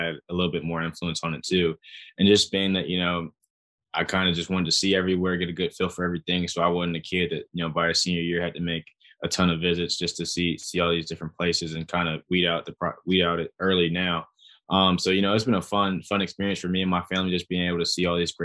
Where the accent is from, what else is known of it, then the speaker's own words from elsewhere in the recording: Atlanta, Georgia, United States; I'm from Atlanta.